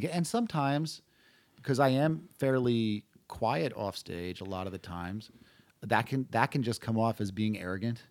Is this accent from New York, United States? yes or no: yes; Hudson Valley, New York, United States; moved away as an adult; now in Austin, United States; I grew up in the Hudson Valley area, which is about an hour north of Manhattan